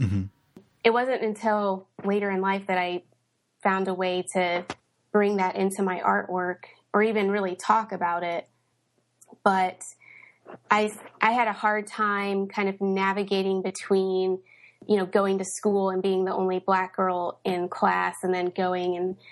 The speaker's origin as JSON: {"language": "English", "town": "Knoxville", "region": "Tennessee", "country": "United States", "tie": "born or raised there", "also_born_or_lived": "Indianapolis / St. Louis / Cincinnati", "said": "I was born in Indianapolis. We moved to St. Louis and lived there for a few years while I was a kid. Lived in Cincinnati for a few years. I spent most of my childhood in Knoxville, Tennessee."}